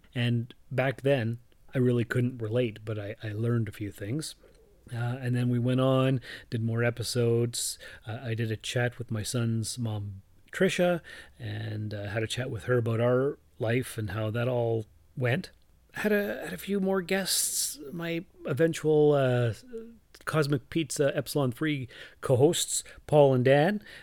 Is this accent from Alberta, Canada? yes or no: no; Sault Ste. Marie, Ontario, Canada; moved away as an adult; also born or lived in North Bay / Timmins; I was born and raised in Sault Ste. Marie